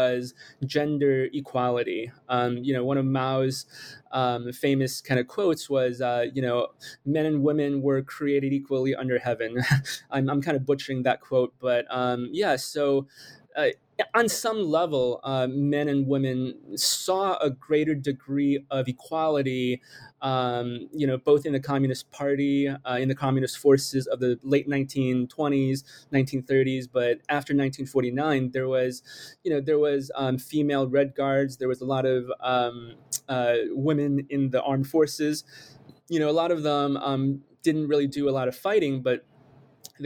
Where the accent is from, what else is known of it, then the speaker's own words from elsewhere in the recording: United States; also born or lived in China / Michigan / New York; I was born in China, but I immigrated really quickly to the United States at the age of 6. And I grew up here. I grew up mostly in Michigan and New York.